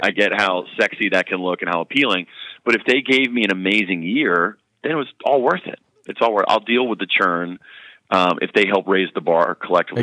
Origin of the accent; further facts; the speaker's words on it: North Carolina, United States; I am from North Carolina